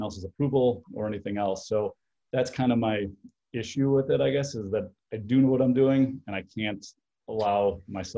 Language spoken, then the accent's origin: English; Chicago, Illinois, United States; I'm from Chicago